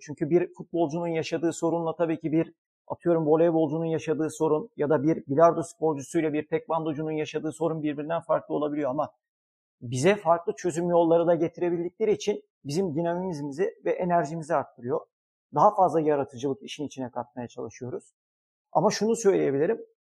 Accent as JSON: {"language": "Turkish", "region": "Istanbul", "country": "Turkey", "tie": "born or raised there", "said": "1981 İstanbul doğumluyum."}